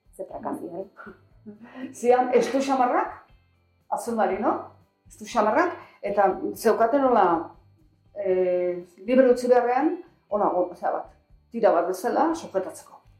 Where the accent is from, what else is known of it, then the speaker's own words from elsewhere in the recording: Zumarraga, Basque Country, Spain; San Gregorio frenten, hor jaio, jaio ginen hor bai